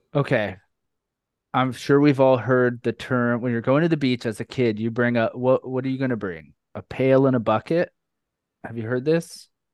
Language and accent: English; New York, United States; now in Florida, United States; I live in Florida now, but I love New York. I'm from New York